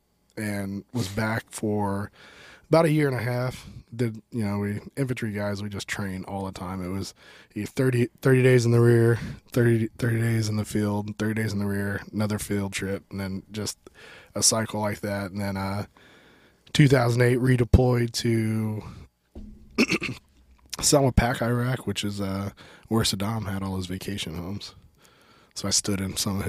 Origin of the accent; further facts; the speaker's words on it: Adrian, Missouri, United States; So I'm from Adrian, Missouri.